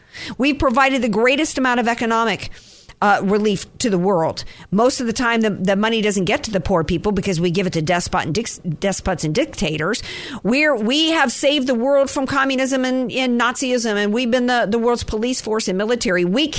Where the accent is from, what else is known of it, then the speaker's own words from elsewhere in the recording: United States; I was born in the United States of America.